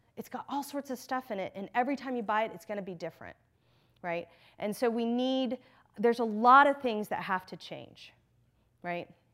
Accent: Texas, United States; moved away; I grew up in Texas, in the South

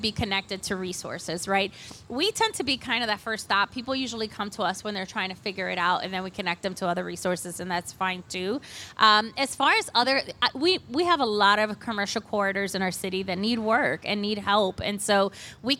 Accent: Cleveland, Ohio, United States; I am a proud Lincoln West alum, by the way. I grew up on West 30th and Clark, and so this is my homecoming with CentroVilla.

